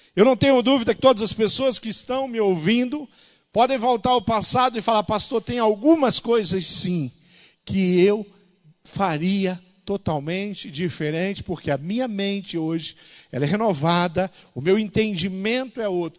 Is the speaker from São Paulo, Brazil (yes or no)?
no; interior of Rio de Janeiro, Brazil; moved away; a cidade onde eu nasci, no interior do Rio de Janeiro